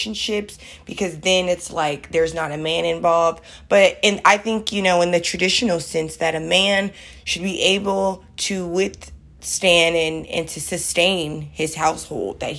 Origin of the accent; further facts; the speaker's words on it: Oakland, California, United States; I'm from the East Oakland